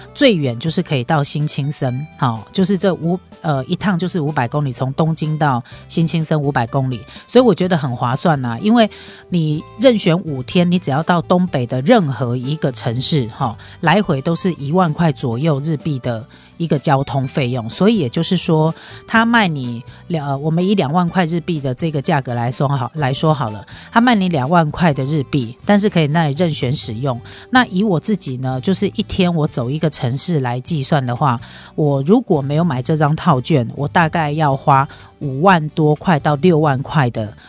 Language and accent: Chinese; Taiwan; 就以我们台湾人来说